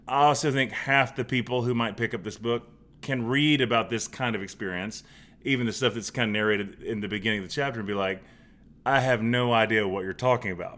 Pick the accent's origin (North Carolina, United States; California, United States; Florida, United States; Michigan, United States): North Carolina, United States; Charlotte; growing up in West Charlotte